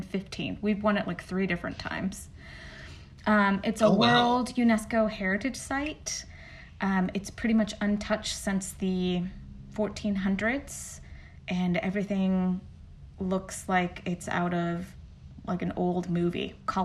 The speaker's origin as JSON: {"language": "English", "town": "San Miguel de Allende", "region": "Guanajuato", "country": "Mexico", "tie": "born or raised there", "moved": "as an adult", "lives_now": "Atlanta, United States", "said": "And my hometown is north of Mexico City. So we're about 4 hours north of Mexico City. And I'm from the state called Guanajuato. And the hometown is called San Miguel de Allende"}